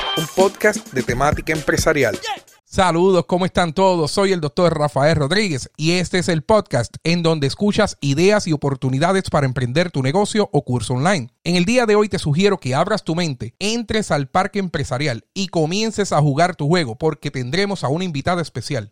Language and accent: Spanish; Aibonito, Puerto Rico; yo soy de Ay Bonito